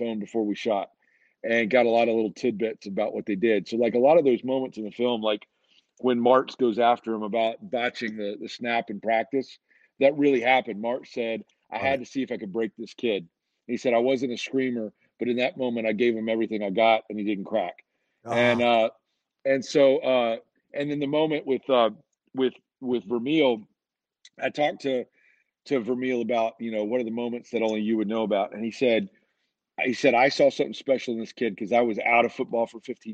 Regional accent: Alabama, United States; I grew up in Alabama.

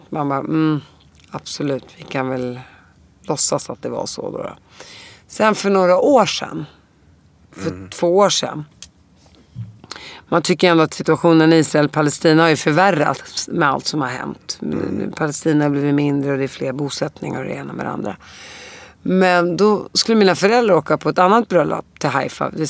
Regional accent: Damascus, Damascus Governorate, Syria; born there; För att i mitt pass så står det att jag är född i Damaskus.

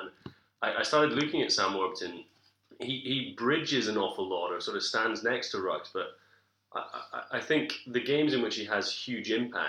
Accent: Scotland, United Kingdom; we're Scottish rugby fans

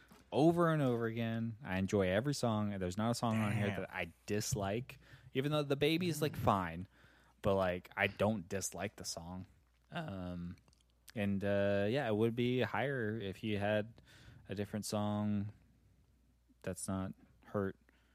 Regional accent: Puerto Rico; I'm Puerto Rican. We're only gypsies.

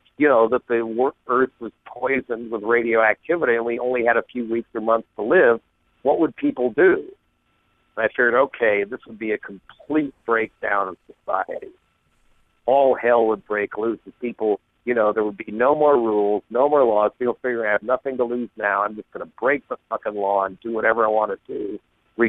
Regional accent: Boulder, Colorado, United States; I grew up in Boulder, Colorado

